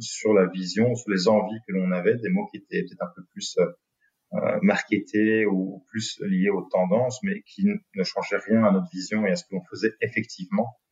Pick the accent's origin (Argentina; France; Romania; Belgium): Belgium; Binche, Wallonia; on est de Binche, donc de la région du centre